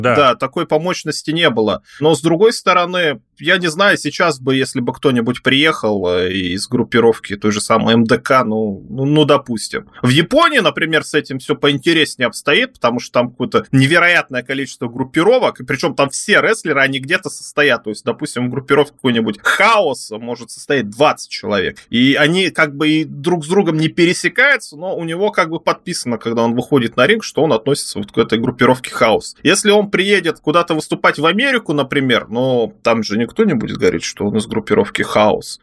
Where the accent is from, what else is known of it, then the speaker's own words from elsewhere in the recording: Tyumen, Tyumen Oblast, Russia; Я вот э, родился э, в Тюмени